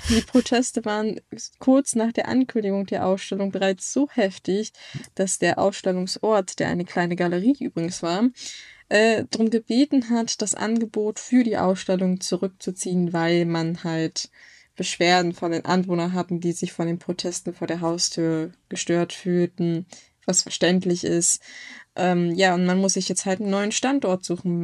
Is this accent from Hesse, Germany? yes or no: no; Hamburg, Germany; es ist nicht mehr so schön, wie ich es aus meiner Kindheit kenne